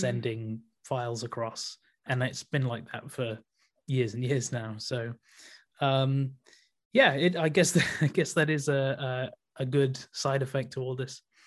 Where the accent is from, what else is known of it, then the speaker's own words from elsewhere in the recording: Leeds, Yorkshire and the Humber, United Kingdom; moved away as an adult; from Leeds. Um, I'm, yeah, moved back to my hometown very recently